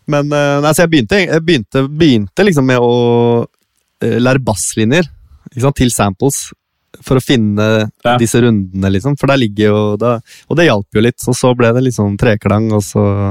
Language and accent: Norwegian; Bærum, Akershus, Norway; Nå er jeg jo liksom fra Det å være fra Bærum